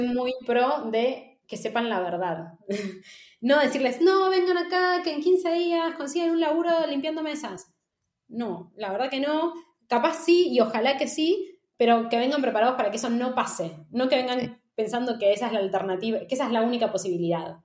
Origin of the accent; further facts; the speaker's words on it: Buenos Aires, Argentina; moved away as an adult; now in Madrid, Spain; como argentinos no nos damos cuenta, o por lo menos como porteños